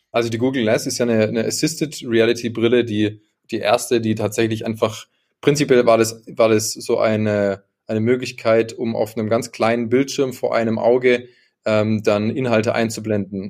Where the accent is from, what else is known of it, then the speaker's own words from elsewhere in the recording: Karlsruhe, Baden-Württemberg, Germany; now in Munich, Germany; Ich komme eigentlich aus Karlsruhe, wohne jetzt gerade in München.